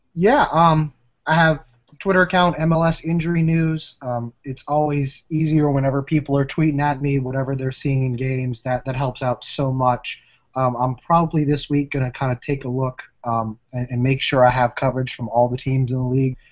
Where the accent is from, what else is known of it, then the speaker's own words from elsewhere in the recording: New Orleans, Louisiana, United States; I am from New Orleans